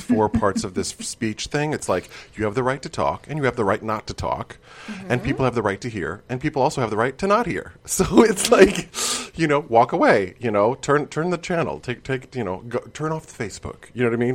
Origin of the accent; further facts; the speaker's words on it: Midwest, United States; I grew up in the Midwest